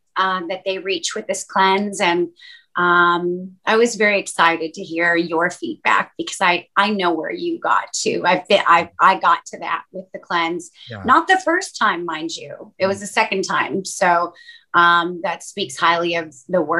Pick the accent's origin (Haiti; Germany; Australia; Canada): Canada; moved away as an adult; now in Los Angeles, United States; My family's from Northern Europe. And my mom immigrated to Canada to have me and to raise me